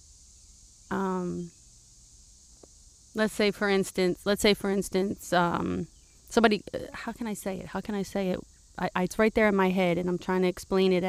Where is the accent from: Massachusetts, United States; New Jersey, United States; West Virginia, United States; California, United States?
California, United States; moved away; I was brought up diversity in California